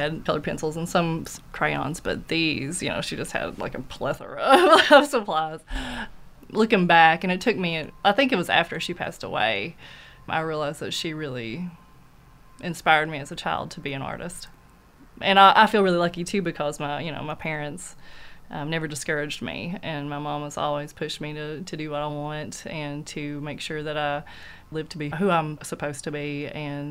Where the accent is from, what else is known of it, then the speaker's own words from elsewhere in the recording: Knott County, Kentucky, United States; I'm from Knott County, and that's where she still lives